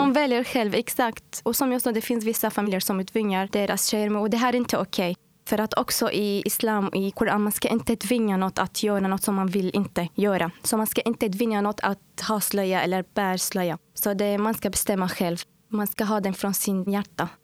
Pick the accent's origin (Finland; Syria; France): Syria; Swedish is a second language; moved away as an adult; now in Uddevalla, Sweden; Ja, jag kommer från Syrien och jag har bott här i Sverige nu i fyra år, fyra och ett halvt år, snart fem år.